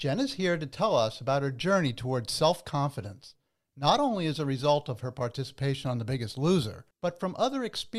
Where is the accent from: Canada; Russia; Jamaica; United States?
United States; New Jersey; I'm a Jersey born and bred as well.